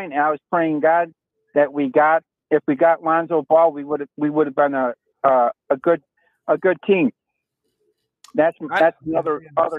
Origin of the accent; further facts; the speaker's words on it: Chicago, Illinois, United States; I'm a big Chicagoan. That's my hometown